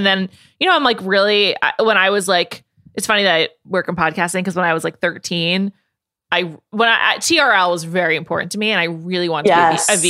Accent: New York City, New York, United States; I grew up in New York City. I never went west of like Michigan until I was like 21.

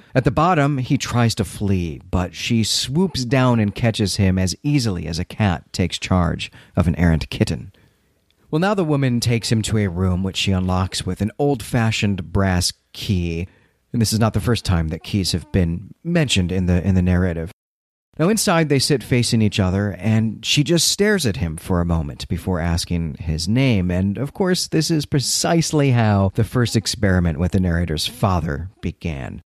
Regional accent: Midwest, United States; also born or lived in Chicago suburbs; now in Philadelphia, United States; being a Midwesterner

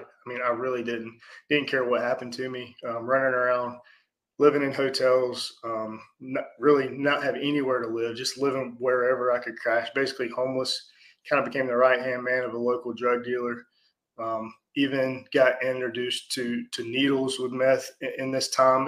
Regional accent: Atlanta, Georgia, United States; born in South Atlanta, so that was back in 1980

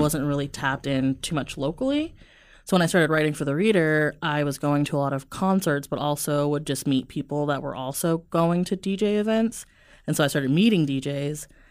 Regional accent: Omaha, Nebraska, United States; I'm born and raised Omaha

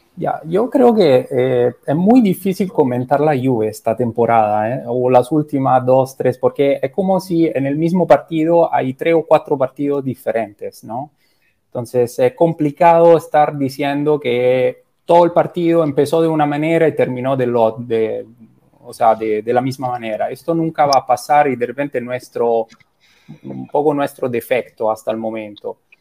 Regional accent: Rome, Lazio, Italy; Spanish is a second language; moved away as an adult; now in Lima, Peru

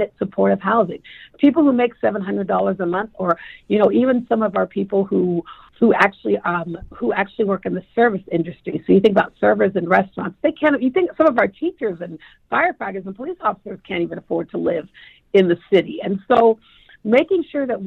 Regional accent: Tacoma, Washington, United States; I'm a little girl who grew up poor in Tacoma

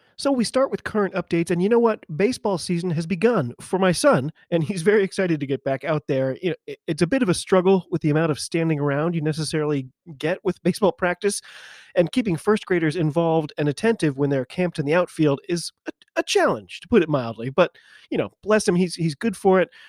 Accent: United States; I'm an American rugby fan

